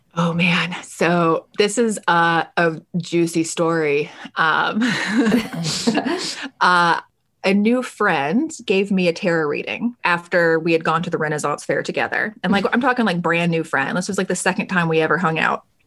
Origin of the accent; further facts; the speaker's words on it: Alabama, United States; I'm originally born and raised in the South in Alabama.